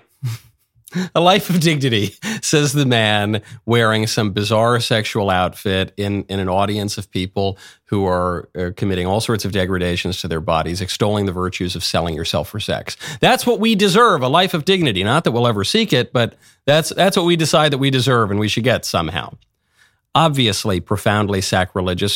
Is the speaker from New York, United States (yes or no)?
yes; New York City, New York, United States; I'm a New Yorker, so I've spent a lot of time in Saint Pat's over, over the years.